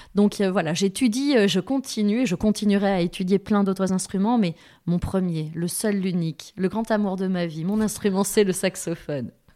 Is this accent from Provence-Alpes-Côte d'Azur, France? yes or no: no; Thiviers, Nouvelle-Aquitaine, France; j'ai grandi à Tivier, maternelle, primaire, collège